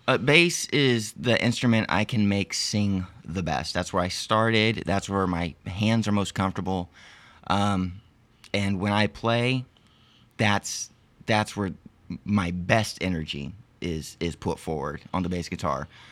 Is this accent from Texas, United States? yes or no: yes; Arlington, Texas, United States; also born or lived in Lompoc, California; I was born in California, Lompoc, California, about, uh, a few miles north of Santa Barbara, uh, but have lived in Arlington, Texas for most of my life.